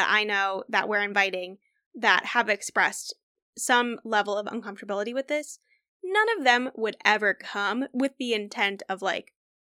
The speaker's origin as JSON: {"language": "English", "region": "Midwest", "country": "United States", "said": "we're from the Midwest."}